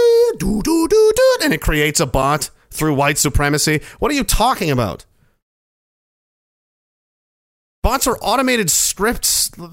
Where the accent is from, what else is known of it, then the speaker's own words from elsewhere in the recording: Dayton, Ohio, United States; I'm from the University of Dayton, Ohio, and I'm not even in Canada.